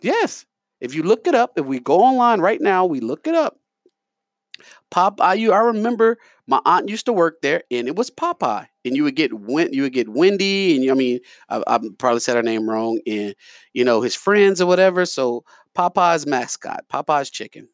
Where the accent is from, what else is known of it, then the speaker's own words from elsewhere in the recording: New York, United States; now in Lafayette, United States; I'm from New York